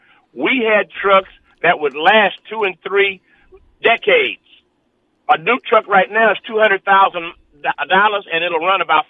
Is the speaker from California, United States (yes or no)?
yes; Los Angeles, California, United States; I'm 73 years old. Yeah. I grew up in Watts, and I watched this neighborhood go from a predominantly white neighborhood we was like one of three families black that lived on 105th Street.